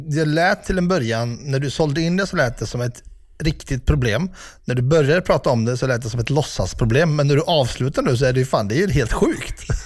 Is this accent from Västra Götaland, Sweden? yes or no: yes; Ulricehamn, Västra Götaland, Sweden; i min hemstad, börjar vi i Ulricehamn